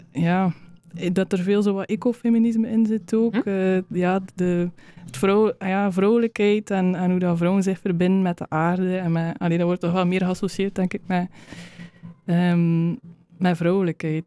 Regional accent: West Flanders, Belgium; moved away as an adult; also born or lived in Uganda; de grond waar ik vandaan kom hier, de, de West-Vlaamse kleigrond.

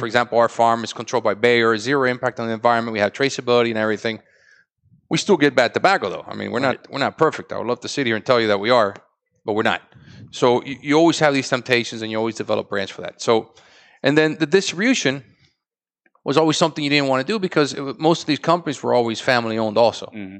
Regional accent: Tampa, Florida, United States; You know, we grew up in Tampa. We grew up in different places.

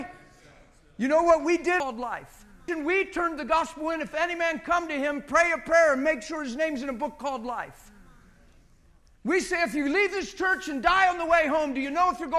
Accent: United States; I'm an American

